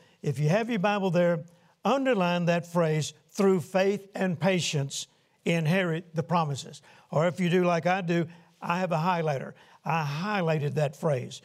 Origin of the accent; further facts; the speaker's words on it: Shreveport, Louisiana, United States; Shreveport, Louisiana, my hometown